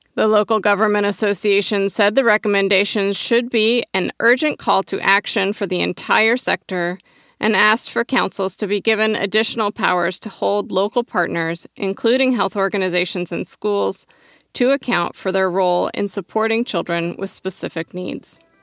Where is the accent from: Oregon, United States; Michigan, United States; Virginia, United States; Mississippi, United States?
Oregon, United States; My home state of Oregon